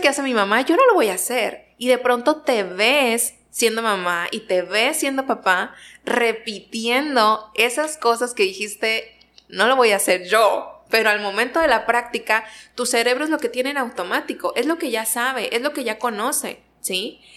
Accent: Ciudad Victoria, Tamaulipas, Mexico; moved away as an adult; now in Nuevo Laredo, Mexico; Yo soy originaria de Ciudad Victoria

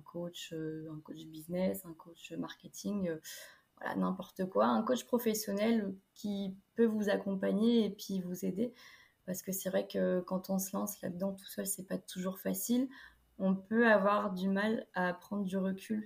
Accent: Niort, Nouvelle-Aquitaine, France; now in La Rochelle, France; Mais je viens de Niort dans les Deux-Sèvres

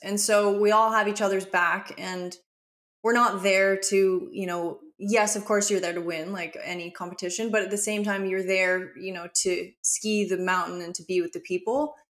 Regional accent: Aspen, Colorado, United States; moved away as an adult; now in Byron Bay, Australia; to have grown up in Aspen.

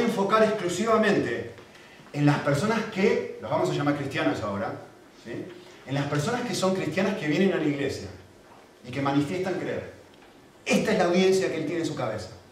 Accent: Argentina; now in Spain; Yo como argentino

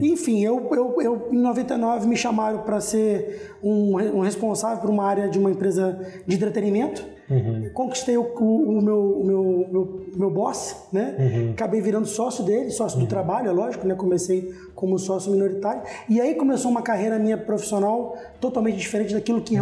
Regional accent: Vitória, Espírito Santo, Brazil; eu sou capixaba, nasci aqui em Vitória

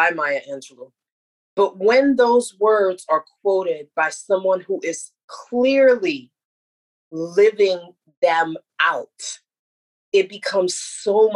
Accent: United States; I feel the pride as an American

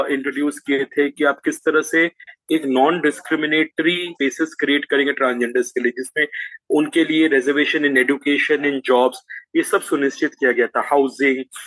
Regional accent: Jamshedpur, Jharkhand, India; चूंकि हम जमशेदपुर से हैं

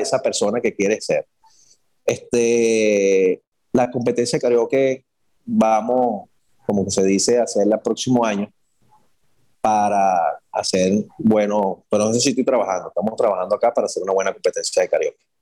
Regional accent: Caracas, Capital District, Venezuela; moved away as an adult; also born or lived in Guarenas, Venezuela; now in Dominican Republic; soy de Caracas, la parroquia Caricuao, residenciado en, Guarenas

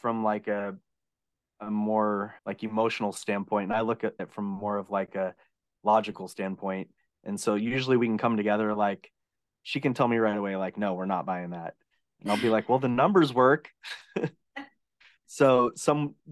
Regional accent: Oregon, United States; now in California, United States; I grew up in Oregon

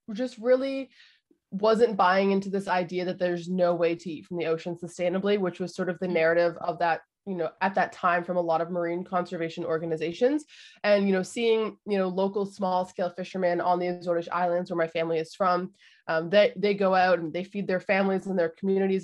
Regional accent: Canada; I was born in Canada

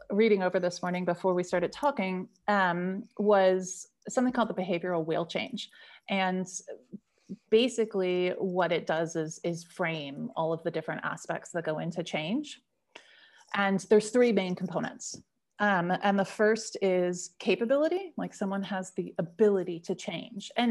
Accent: United States; accent: American; moved away as an adult; now in Stockholm, Sweden; you can probably hear from my accent. I'm American. Um, I just moved to Stockholm in December

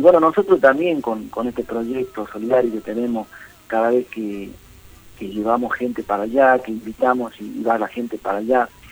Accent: Morillo, Salta, Argentina; moved away as an adult; now in Tucumán, Argentina; yo nací me crié allá en el Chaco Salteño, en un pueblito que se llama Morillo, pero me ha acerencié como 20 años aquí en Tucumán

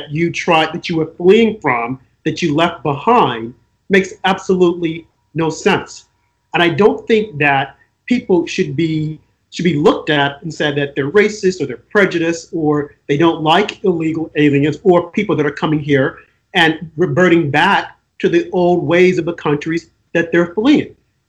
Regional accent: United States; as an American

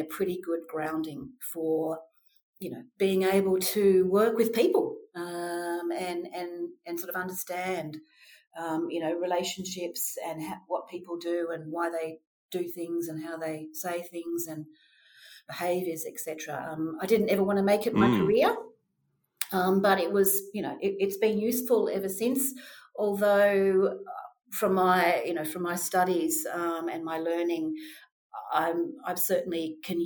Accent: Melbourne, Victoria, Australia; I was born in Australia, in Melbourne

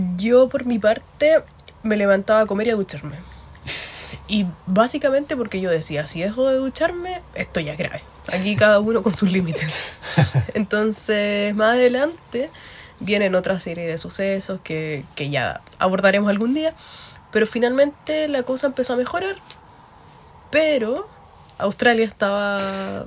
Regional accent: Concepción, Biobío, Chile; now in Ireland; yo sí soy de Concepción. Y lo mismo, me encuentro viviendo en Irlanda.

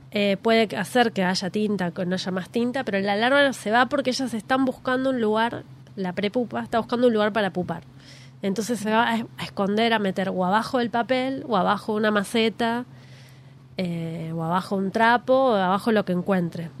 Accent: Quilmes, Buenos Aires Province, Argentina; cuando era niña, yo nací en Quilmes, viví mucho tiempo en una casa

